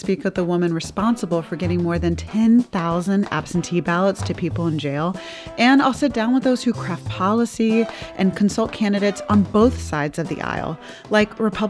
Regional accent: Georgia, United States; I talk to some of the brave, brazen, and badass women from my home state of Georgia

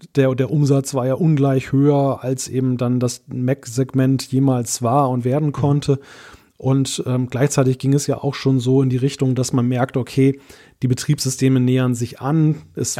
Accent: Germany; als Deutscher

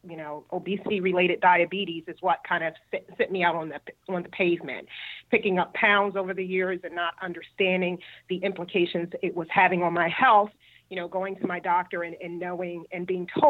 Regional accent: Philadelphia, Pennsylvania, United States; moved away as an adult; now in Cary, United States; I'm originally from Philadelphia, born and raised, and I relocated here about 10 years ago

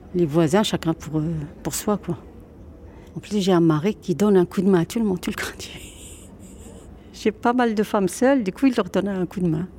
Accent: Oujda, Oriental, Morocco; now in Dunkirk, France; J'ai grandi au Maroc. C'était à Oujda

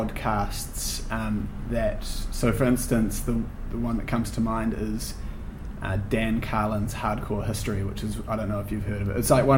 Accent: Wellington, New Zealand; local publication focused on a motorway extension in Wellington, which is where we're both from. I'm half from Wellington.

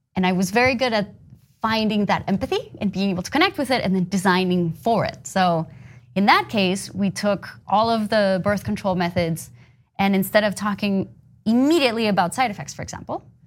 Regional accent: Bogotá, Colombia; moved away as an adult; I grew up in Colombia.

